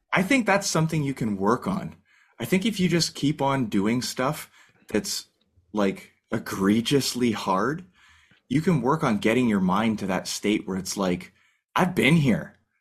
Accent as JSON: {"language": "English", "country": "Canada", "said": "as a Canadian"}